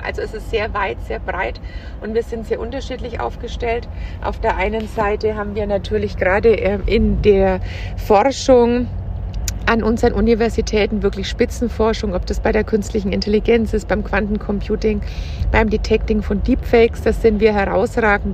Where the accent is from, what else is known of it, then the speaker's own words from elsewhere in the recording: Franconia, Bavaria, Germany; also born or lived in Munich, Germany / Berlin, Germany; ich komme aus Franken